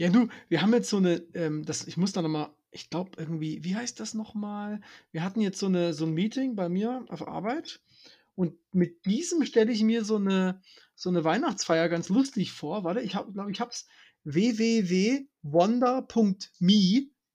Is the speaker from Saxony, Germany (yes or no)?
yes; Dresden, Saxony, Germany; ich bin ja Dresdner